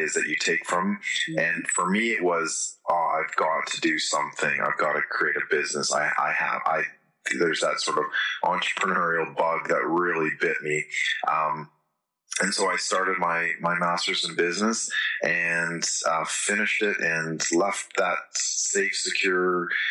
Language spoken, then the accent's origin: English; Canada; moved away as an adult; now in Australia; I'm originally from Canada